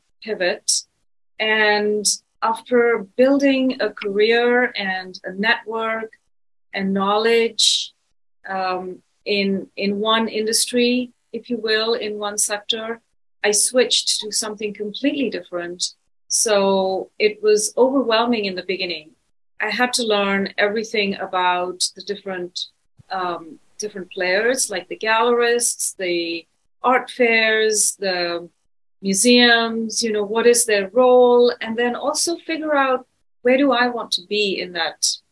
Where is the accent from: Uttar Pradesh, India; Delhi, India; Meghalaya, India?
Delhi, India; New Delhi; also born or lived in London, United Kingdom / Los Angeles, United States; now in San Francisco, United States; I'm originally from India. I was born there.